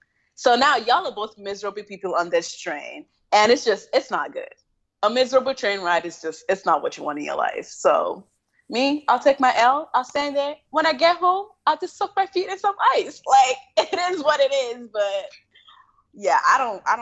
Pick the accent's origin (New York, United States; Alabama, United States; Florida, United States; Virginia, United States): New York, United States; New York City; I grew up in New York.